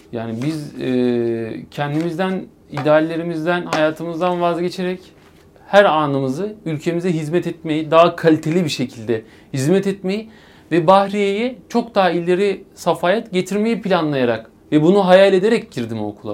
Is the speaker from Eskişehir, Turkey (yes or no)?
yes; Eskişehir, Turkey; 3 Haziran 1996 Eskişehir doğumluyum.